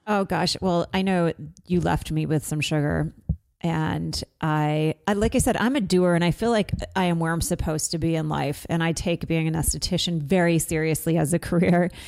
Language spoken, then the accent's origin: English; Vermont, United States; I'm from Vermont.